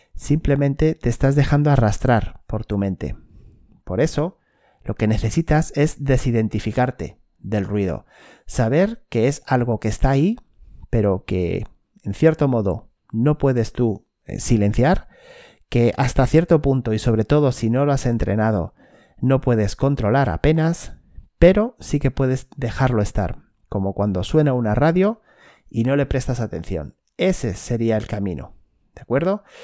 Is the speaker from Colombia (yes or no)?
no; Spain; en mi país, por lo menos en España